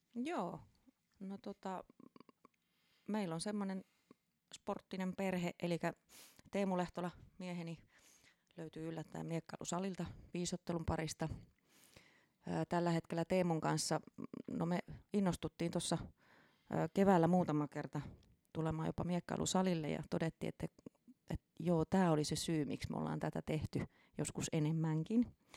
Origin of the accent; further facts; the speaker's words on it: Turku, Southwest Finland, Finland; Eli Turusta olen kotoisin